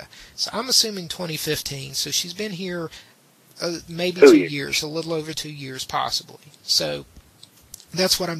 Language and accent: English; West Virginia, United States; my hometown.